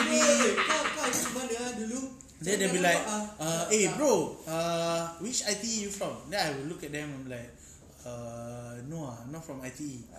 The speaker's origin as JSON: {"language": "English", "country": "Singapore", "tie": "born or raised there", "said": "Yeah, I was from Bukit Batok Secondary School. West Side represent."}